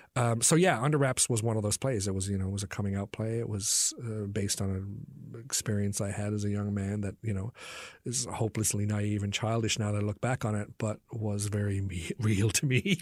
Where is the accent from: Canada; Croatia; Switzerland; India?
Canada; Newfoundland and Labrador; this place that I'd grown up in.